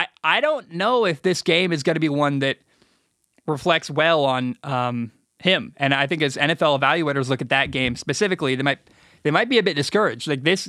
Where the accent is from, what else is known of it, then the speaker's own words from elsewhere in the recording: Portland, Oregon, United States; also born or lived in Vancouver, Washington; And I grew up in Portland and then moved to Vancouver, Washington. I'm a Northwest kid. Went to Washington State.